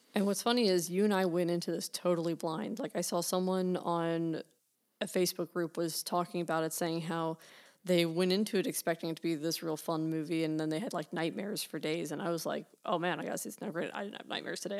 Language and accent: English; United States; accent: American; our accents are boring and dull.